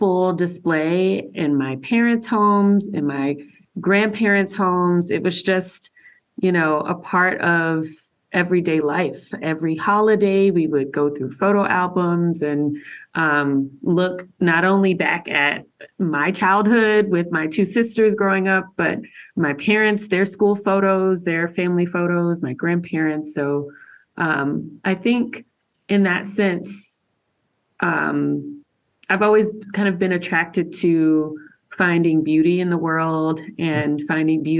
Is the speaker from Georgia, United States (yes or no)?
yes; Macon, Georgia, United States; I'm from Macon, Georgia. That's where I grew up